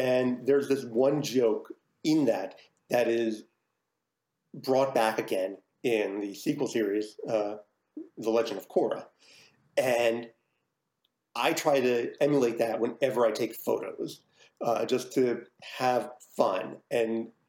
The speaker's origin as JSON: {"language": "English", "region": "New Jersey", "country": "United States", "tie": "born or raised there", "moved": "yes", "lives_now": "Philadelphia, United States"}